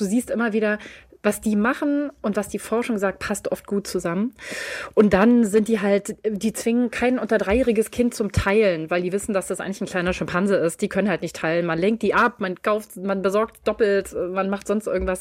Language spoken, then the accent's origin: German; Berlin, Germany; Ich bin in Berlin aufgewachsen und also mitten, mitten, mitten in der Stadt